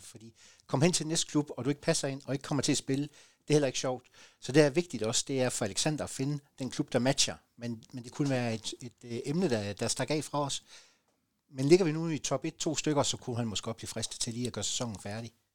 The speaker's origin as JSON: {"language": "Danish", "area": "Southern Jutland", "region": "Southern Denmark", "country": "Denmark", "said": "som sønderjyder øh, og som sønderjyske identitet"}